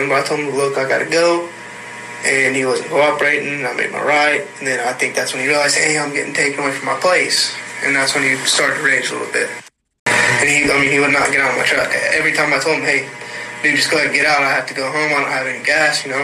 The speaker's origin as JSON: {"language": "English", "town": "Old River", "country": "United States", "tie": "born or raised there", "said": "I grew up in Old River"}